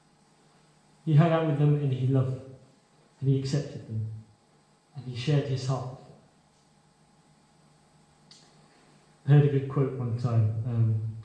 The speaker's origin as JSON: {"language": "English", "country": "China", "moved": "yes", "said": "I'm from China."}